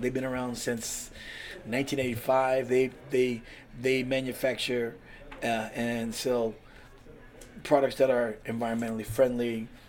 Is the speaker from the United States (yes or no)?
yes; West Coast, United States; also born or lived in California / Washington; Because like I said, I'm not originally from Pennsylvania.